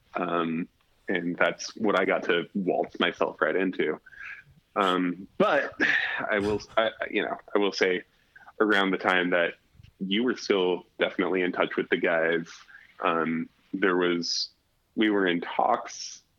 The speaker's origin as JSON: {"language": "English", "region": "Alaska", "country": "United States", "tie": "born or raised there", "said": "growing up in Alaska"}